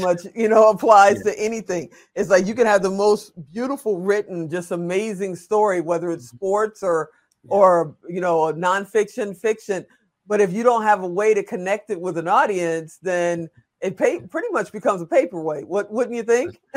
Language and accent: English; Chicago, Illinois, United States; I'm from Chicago